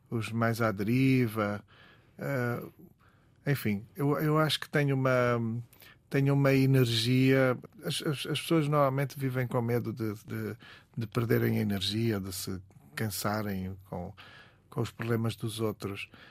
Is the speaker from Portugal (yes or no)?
yes; Vila do Conde, Norte, Portugal; also born or lived in Barcelos; venho de um canto do mundo, venho das Caxinas e, uhum. continuo nas Caxinas, na verdade, em Vila do Conde